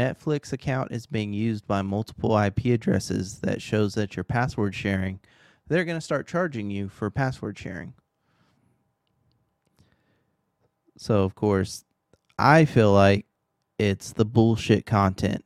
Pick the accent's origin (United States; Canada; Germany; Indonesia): United States; Texas; I am from Texas